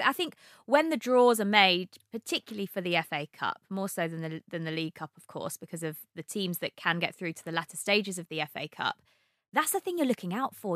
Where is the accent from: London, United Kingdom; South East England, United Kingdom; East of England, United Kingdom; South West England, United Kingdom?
South East England, United Kingdom; Brighton; I'm from Brighton